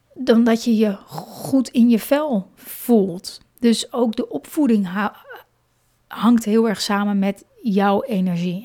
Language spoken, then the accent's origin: Dutch; Hoorn, North Holland, Netherlands; moved away; ik kom zelf, ben ik opgegroeid in Horen.